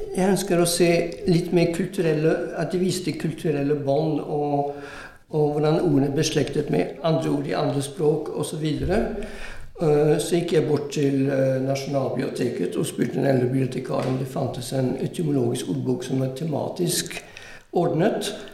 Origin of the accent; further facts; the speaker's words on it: Italy; Norwegian is a second language; now in Norway; Jeg vokste opp i Italia, men gikk på fransk skole.